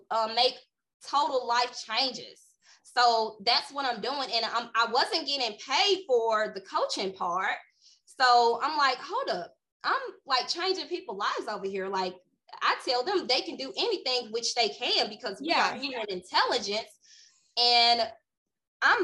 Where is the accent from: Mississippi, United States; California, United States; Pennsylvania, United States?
Mississippi, United States; Greenwood; I'm from a small town, Greenwood, Mississippi, very small town. Everybody knows everybody.